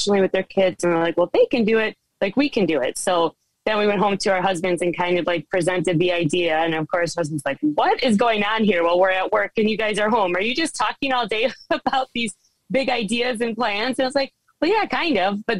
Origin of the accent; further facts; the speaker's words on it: Kenosha, Wisconsin, United States; moved away as an adult; we are originally from Wisconsin, right on the bottom corner, actually in Kenosha, which has been in the news a lot more than it used to be. But that is where we're originally from. And I actually born and raised there